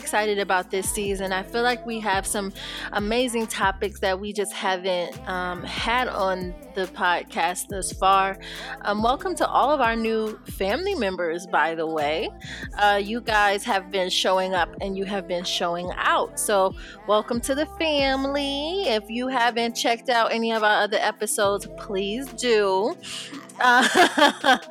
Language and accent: English; Rochester, New York, United States; I'm from Rochester and not from Brooklyn